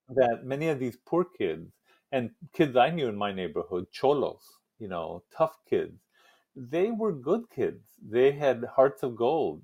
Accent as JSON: {"language": "English", "town": "El Paso", "region": "Texas", "country": "United States", "tie": "born or raised there", "moved": "yes", "said": "it's a working class neighborhood now in El Paso"}